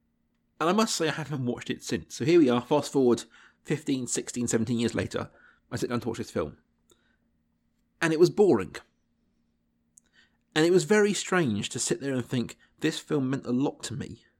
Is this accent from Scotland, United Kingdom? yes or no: no; South East England, United Kingdom; I grew up in Berkshire in England, and whilst, you know, we had BBC 4 and Film 4, a few things like that going on, my exposure to this kind of cinema was minimal at this point.